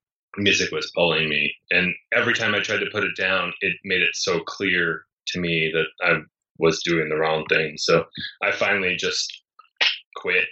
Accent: East Coast, United States; moved away as an adult; also born or lived in New York; now in Los Angeles, United States; I grew up in the East Coast where it snowed a lot.

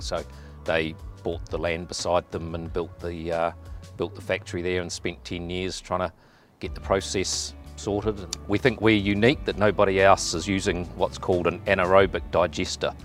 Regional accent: New Zealand; as a Kiwi

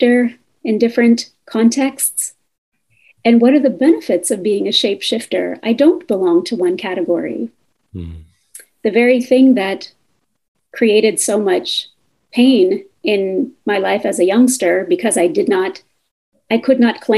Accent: United States; my family's migration story from India to the US

